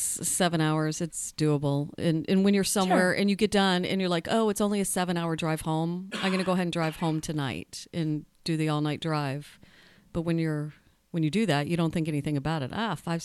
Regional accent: Sarasota, Florida, United States; moved away as an adult; also born or lived in Louisville, Kentucky; now in Los Angeles, United States; I grew up in Sarasota, it's an artsy

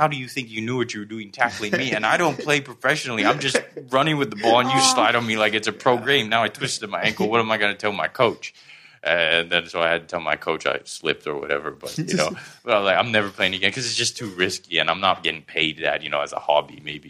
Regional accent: Southern Thailand, Thailand; also born or lived in Pakistan; now in Bangkok, Thailand; my dad's Irish, my mom's Thai, but I grew up down south and I live in Bangkok.

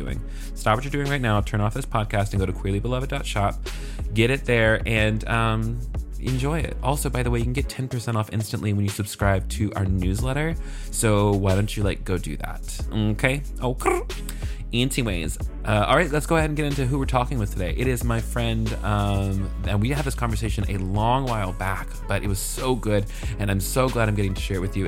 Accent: Clarksville, Tennessee, United States; I grew up in Clarksville, Tennessee, but really it was like Woodlawn, which is like the boonies and country as fuck

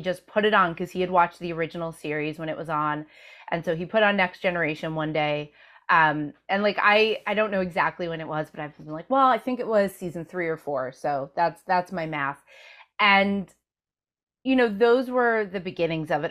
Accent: Rockland County, suburbs of New York City, United States; I grew up in the suburbs of New York City in Rockland County

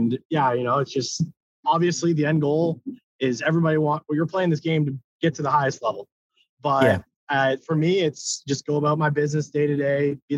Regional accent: Okotoks, Alberta, Canada; I was back in my hometown of Okotoks, Alberta, Canada

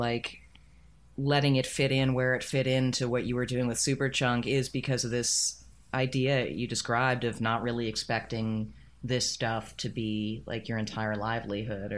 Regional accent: New York City, New York, United States; I grew up in Queens, New York

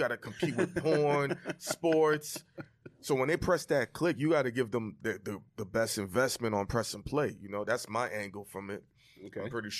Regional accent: New York City, New York, United States; also born or lived in Florida; I'm from Brooklyn.

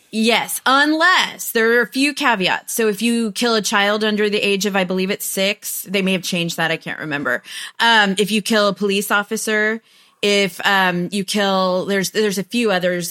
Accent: United States; also born or lived in Huntsville, Texas; I'm American.

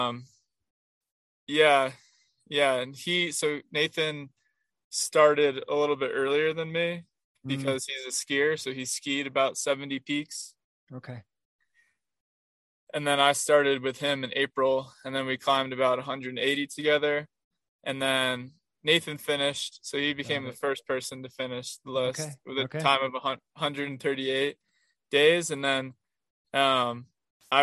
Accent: Rhode Island, United States; moved away as an adult; also born or lived in Arizona; I'm from Rhode Island, and I grew up basically running cross country and just being out in the woods

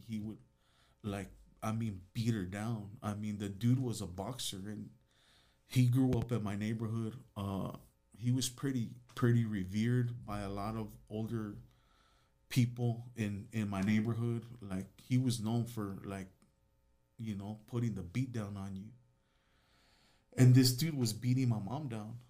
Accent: Los Angeles, California, United States; I grew up in Van Nuys, California

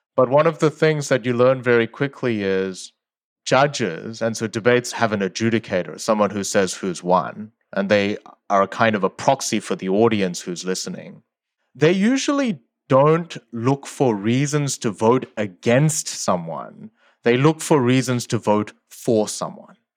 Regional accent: Sydney, New South Wales, Australia; English is a second language; also born or lived in South Korea; I moved when I was eight from South Korea to Australia, and I didn't speak English at the time.

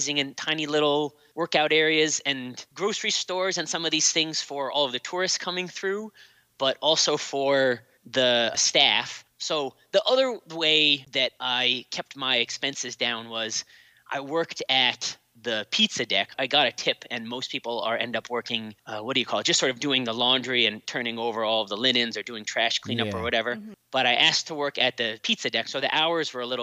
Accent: North Shore of Massachusetts, United States; moved away as an adult; also born or lived in Philadelphia / New York City; now in Somerville, United States; I was born on the North Shore of Massachusetts

